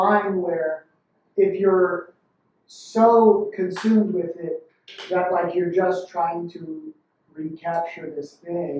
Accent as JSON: {"language": "English", "town": "Philadelphia", "region": "Pennsylvania", "country": "United States", "tie": "born or raised there", "said": "I grew up in the Northeast"}